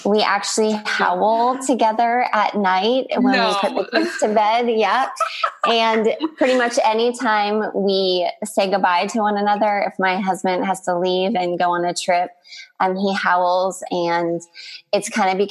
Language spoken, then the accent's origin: English; Canada; moved away as an adult; also born or lived in Texas; now in Northern California, United States; I'm Canadian, and I've lived in the United States for almost